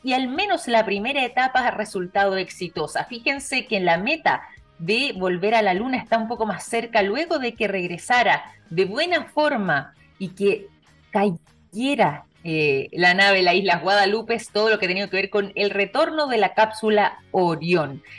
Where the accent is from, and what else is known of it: Chile